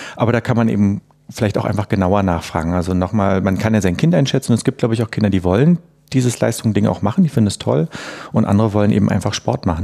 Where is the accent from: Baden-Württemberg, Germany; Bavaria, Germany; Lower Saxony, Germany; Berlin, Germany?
Berlin, Germany; ich komme ja aus Ostberlin